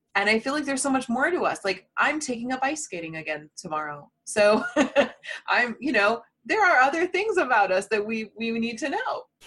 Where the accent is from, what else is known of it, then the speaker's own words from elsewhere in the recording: Indiana, United States; My fellow Hoosier